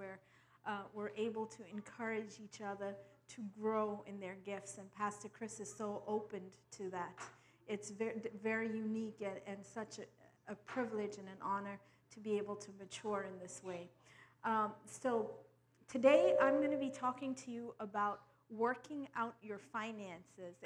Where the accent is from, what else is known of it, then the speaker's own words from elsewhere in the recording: Durban, KwaZulu-Natal, South Africa; I'm from the very east coast, Durban, in the province of KwaZulu-Natal